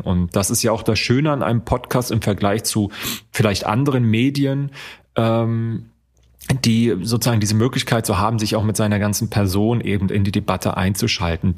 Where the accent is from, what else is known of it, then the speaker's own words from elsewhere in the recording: East Germany, Germany; now in Frankfurt, Germany; Ich bin ja aufgewachsen in Ostdeutschland